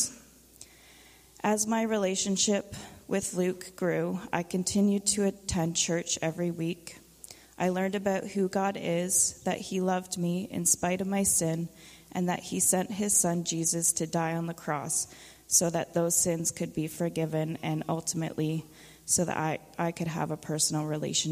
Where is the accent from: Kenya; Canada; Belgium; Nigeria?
Canada; Haliburton County, Ontario; I was born and raised in Haliburton County.